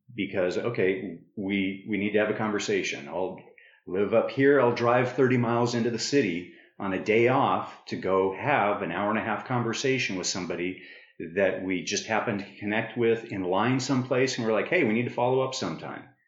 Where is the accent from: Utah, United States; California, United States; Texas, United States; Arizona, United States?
Arizona, United States; Prescott; moved away; I grew up in Prescott, Arizona